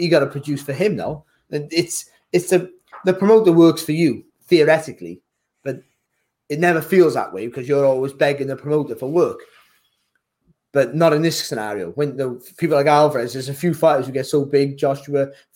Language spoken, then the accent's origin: English; Wales, United Kingdom; as a Welshman